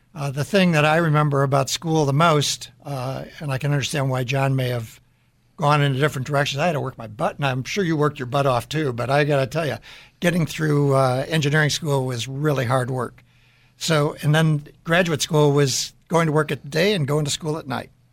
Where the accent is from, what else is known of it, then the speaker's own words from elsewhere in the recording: Deerfield, Illinois, United States; I grew up in the Chicago area in Deerfield, Illinois